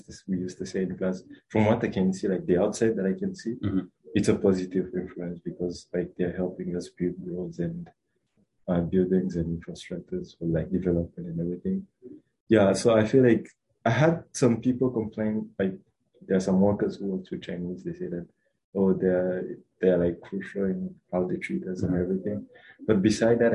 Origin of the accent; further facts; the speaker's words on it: Rwanda; moved away as an adult; now in United States; So I was born and raised in Rwanda. I came to the US in like 2020